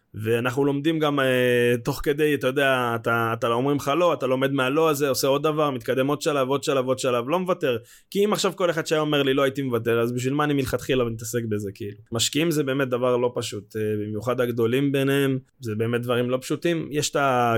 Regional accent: Israel; בתור ישראלים

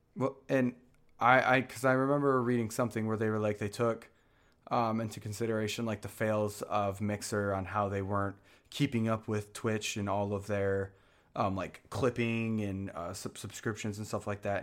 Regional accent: Michigan, United States; moved away; I'm from Michigan

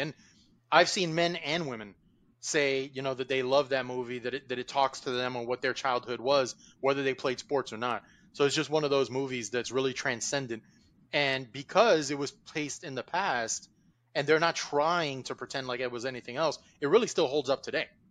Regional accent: Miami Gardens, Florida, United States; growing up in Carroll City, down in Miami

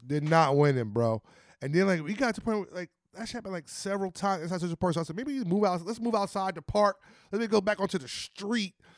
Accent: New Jersey, United States; We come from New Jersey

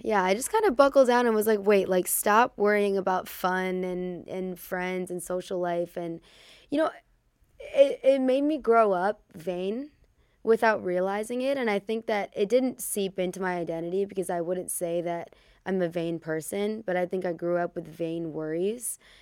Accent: Chicago, Illinois, United States; also born or lived in Hollywood; we grew up in Chicago

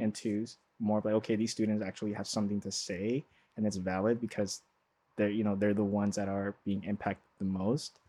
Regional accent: Los Angeles, California, United States; born and raised in South Central L A.

